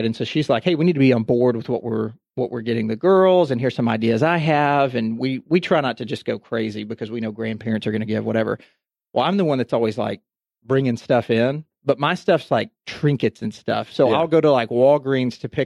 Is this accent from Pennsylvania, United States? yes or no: no; Texas, United States; also born or lived in Houston / Dallas; I'm from Texas. I've lived in Texas, went to school in Texas